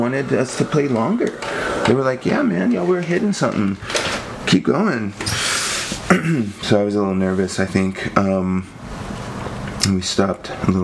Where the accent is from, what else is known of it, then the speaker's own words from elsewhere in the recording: Lubbock, Texas, United States; I grew up in Lubbock, Texas.